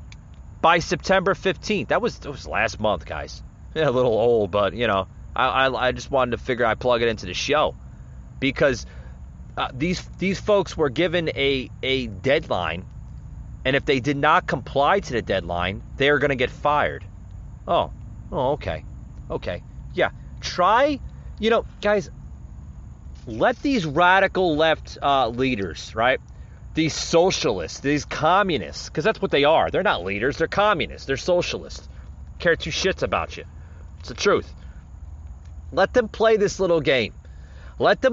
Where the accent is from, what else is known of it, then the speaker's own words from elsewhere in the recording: United States; I'm an American patriot born on American soil